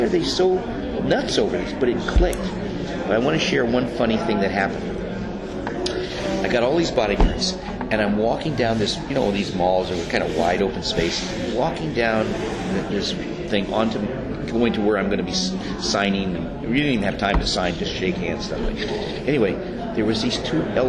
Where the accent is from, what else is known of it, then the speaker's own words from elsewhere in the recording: Beverly Hills, California, United States; When I was a kid, growing up in Beverly Hills